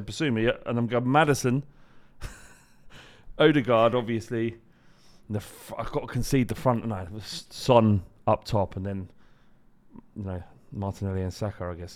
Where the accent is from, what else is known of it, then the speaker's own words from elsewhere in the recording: London, United Kingdom; I grew up in Holloway